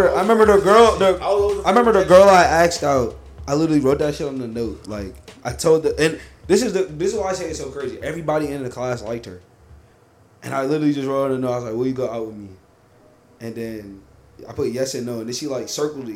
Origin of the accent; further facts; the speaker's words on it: New York, United States; we're from New York